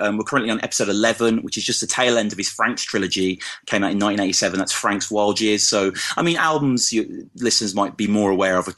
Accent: Birmingham, West Midlands, United Kingdom; accent: Brummy; moved away as an adult; now in Oxford, United Kingdom; I'm born and raised in Birmingham, and some of your English listeners might detect a little bit of the Brummy, as it's called, in my voice

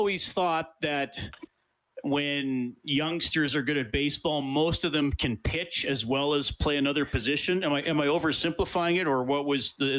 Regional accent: Evansburg, Alberta, Canada; Grew up in Evansburg, which would have been a little bigger than Consort.

